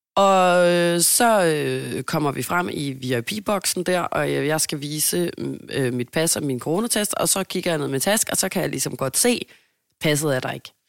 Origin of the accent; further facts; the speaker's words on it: Denmark; Jeg er jo dansker